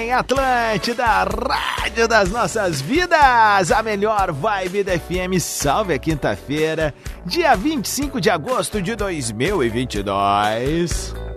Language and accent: Portuguese; Viamão, Rio Grande do Sul, Brazil; quando era pequeno, lá em Viamão, quando eu morava lá